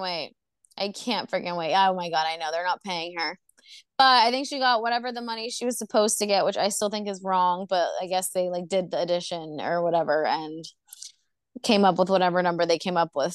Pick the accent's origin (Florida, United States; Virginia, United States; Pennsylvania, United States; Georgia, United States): Florida, United States; Orlando; I'm from Orlando, Florida